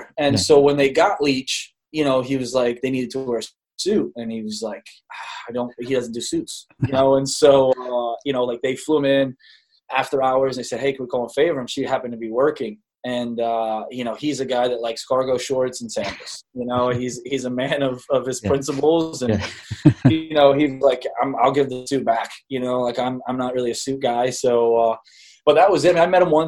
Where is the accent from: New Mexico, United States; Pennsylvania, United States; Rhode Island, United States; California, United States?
Rhode Island, United States; moved away; I was born in Rhode Island.